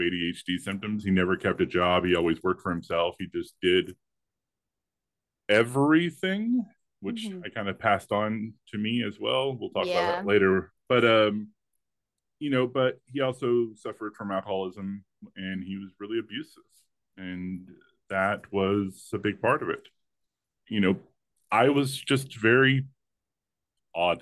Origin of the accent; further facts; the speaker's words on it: the rural South, United States; I was raised in the rural South